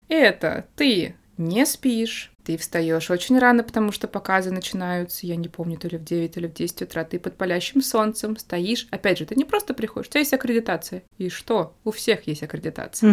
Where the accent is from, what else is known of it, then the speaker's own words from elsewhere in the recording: Moscow, Russia; moved away as an adult; also born or lived in Spain; Москва мой родной город